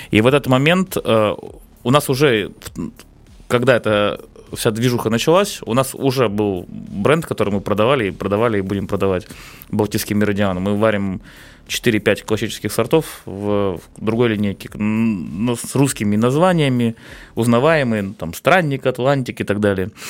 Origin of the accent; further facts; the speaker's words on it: Saint Petersburg, Russia; Ну, конечно, мы же петербуржцы, нам все равно.